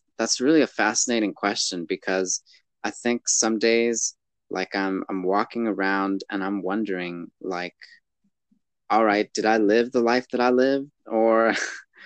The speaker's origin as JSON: {"language": "English", "town": "Los Angeles", "region": "California", "country": "United States", "said": "I'm definitely from Los Angeles as a whole"}